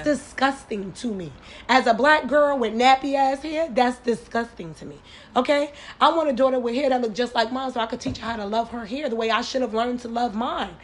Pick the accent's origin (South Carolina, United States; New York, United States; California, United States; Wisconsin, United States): New York, United States; growing up in New York